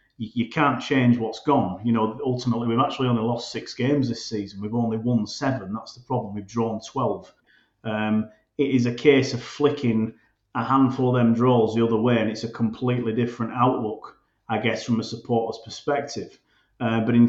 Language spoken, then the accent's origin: English; Bradford, Yorkshire and the Humber, United Kingdom; It's my hometown club.